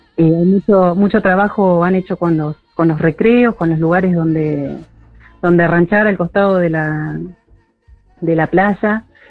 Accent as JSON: {"language": "Spanish", "town": "Morón", "region": "Buenos Aires Province", "country": "Argentina", "moved": "as an adult", "lives_now": "Punta Lara, Argentina", "said": "como buena con urbanera desde Morón, peregriné cuando era chica a Punta Lara"}